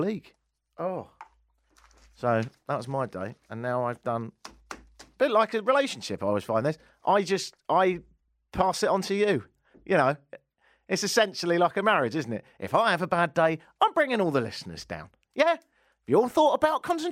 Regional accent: United Kingdom; now in Canada; being a Brit

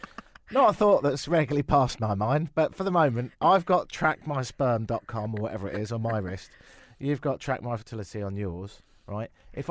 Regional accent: England, United Kingdom; also born or lived in London; now in Toronto, Canada; I'm English, innit?

